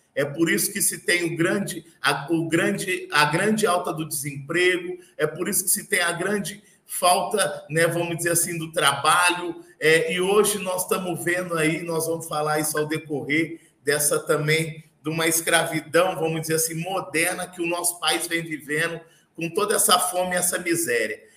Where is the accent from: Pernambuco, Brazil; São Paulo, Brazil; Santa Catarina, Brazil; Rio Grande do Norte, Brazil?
São Paulo, Brazil; Barretos; eu sou natural de Barretos